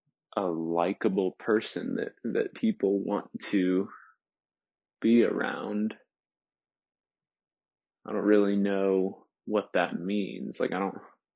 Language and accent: English; Crowley, Louisiana, United States; also born or lived in Lafayette, United States; I was born in Lafayette, Louisiana, which is one of my favorite places in this world. I love Southern Louisiana, and it's still where my dad's side of the family lives. It's where my dad's from as well. We're from the same town. And we lived in this little town called Crowley